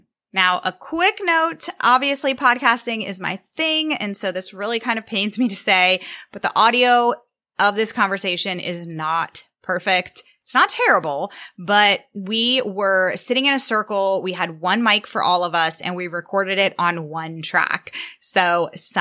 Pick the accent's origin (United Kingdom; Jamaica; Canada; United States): United States; Virginia; I'm a podcast manager from Virginia